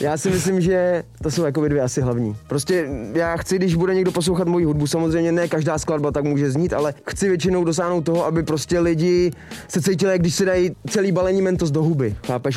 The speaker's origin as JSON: {"language": "Czech", "country": "Czechia", "said": "u nás v Čechách"}